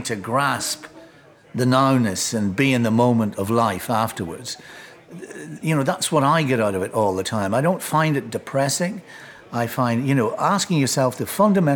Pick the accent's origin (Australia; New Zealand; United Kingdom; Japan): United Kingdom; Enniskillen, Northern Ireland; also born or lived in Highgate, London; now in London, United Kingdom; Both Beckett and Oscar Wilde went to school in my hometown